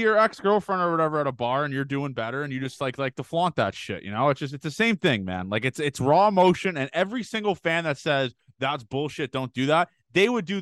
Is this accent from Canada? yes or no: yes; Canada; I'm Canadian